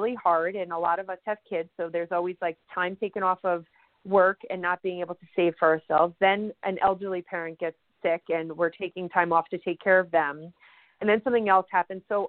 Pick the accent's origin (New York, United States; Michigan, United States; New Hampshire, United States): New York, United States; I'm a New Yorker